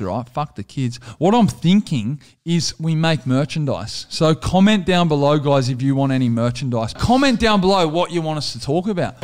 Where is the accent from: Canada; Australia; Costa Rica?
Australia; we're just Australian entertainers, good Aussie blokes